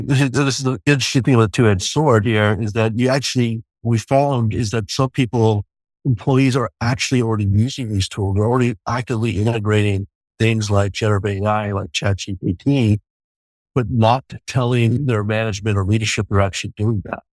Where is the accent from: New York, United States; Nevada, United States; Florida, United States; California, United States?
New York, United States; moved away; also born or lived in Ningbo, China; I'm a kid from New York